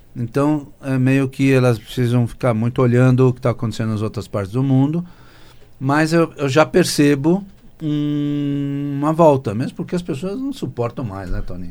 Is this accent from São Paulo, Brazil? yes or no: yes; São Paulo, Brazil; no Bom Retiro, onde eu nasci